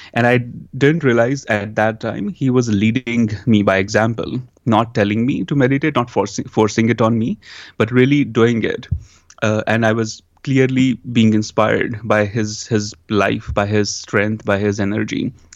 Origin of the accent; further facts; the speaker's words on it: India; also born or lived in New York, United States; now in Los Angeles, United States; growing up in India, then coming to U S